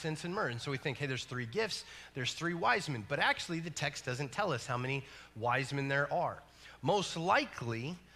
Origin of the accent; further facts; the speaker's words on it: New Mexico, United States; I'm from New Mexico, and New Mexico is a state that's known for meth, UFOs